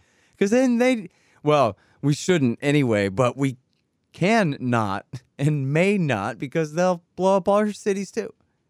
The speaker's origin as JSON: {"language": "English", "region": "Texas", "country": "United States", "said": "I don't see really as a Texan how that's my problem."}